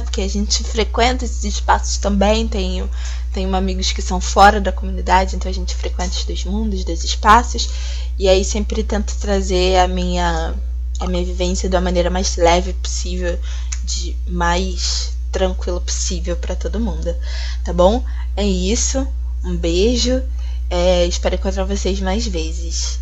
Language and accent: Portuguese; Rio de Janeiro, Brazil; eu sou do Rio de Janeiro